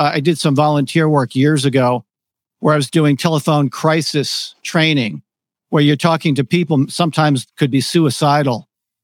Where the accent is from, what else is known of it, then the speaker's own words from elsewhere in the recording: Connecticut, United States; moved away as an adult; also born or lived in New York City; I grew up in Connecticut, and I'm not really a city guy